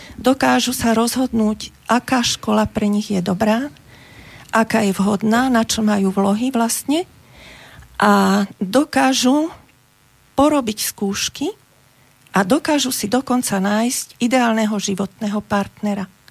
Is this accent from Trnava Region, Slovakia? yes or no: no; Bratislava, Bratislava Region, Slovakia; ja som z Bratislavy